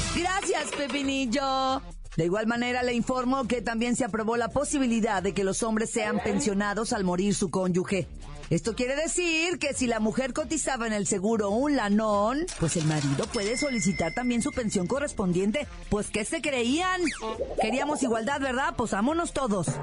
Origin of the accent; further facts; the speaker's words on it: Mexico; como decimos acá en mi país, México